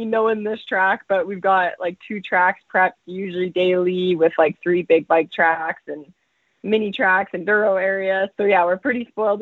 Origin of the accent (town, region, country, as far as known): Calgary, Alberta, Canada; born or raised there; also born or lived in Saskatchewan